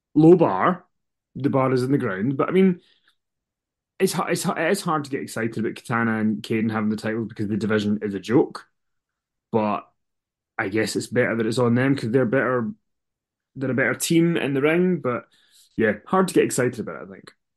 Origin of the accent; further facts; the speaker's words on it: Scotland, United Kingdom; we're Scottish.